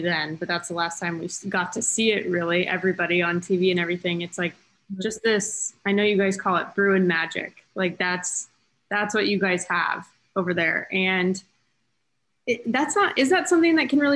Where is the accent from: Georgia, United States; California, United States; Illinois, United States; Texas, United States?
California, United States; Camarillo; I grew up in Ventura County in Camarillo